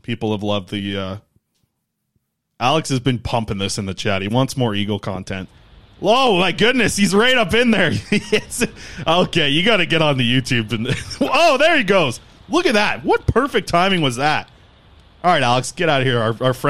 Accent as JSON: {"language": "English", "town": "Nanaimo", "region": "British Columbia", "country": "Canada", "tie": "born or raised there", "said": "So I grew up in Nanaimo, right? Watching Nanaimo Clippers at the old Frank Crane. That's a good arena down there in Nanaimo."}